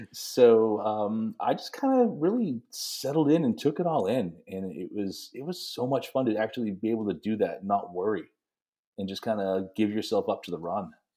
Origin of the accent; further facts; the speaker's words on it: New England, United States; growing up in New England